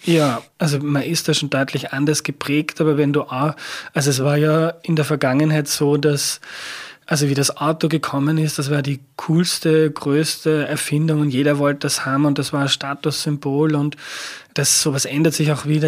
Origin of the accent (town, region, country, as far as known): Upper Austria, Austria; born or raised there